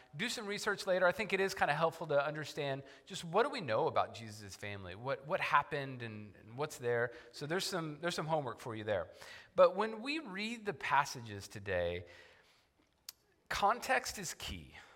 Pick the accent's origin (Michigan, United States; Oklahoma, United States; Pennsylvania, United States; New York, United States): Oklahoma, United States; I grew up in Oklahoma